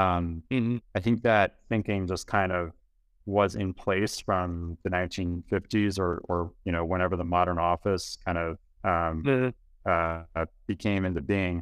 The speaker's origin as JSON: {"language": "English", "town": "Chicago", "region": "Illinois", "country": "United States", "moved": "as an adult", "lives_now": "Miami, United States", "said": "I'm from Chicago"}